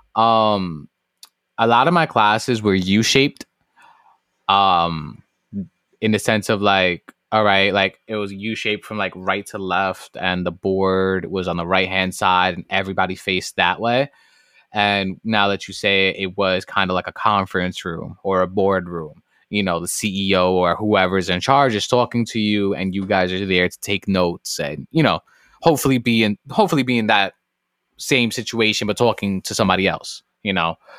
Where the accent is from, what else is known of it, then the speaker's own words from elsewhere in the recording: New York City, New York, United States; moved away; born and raised in the South Bronx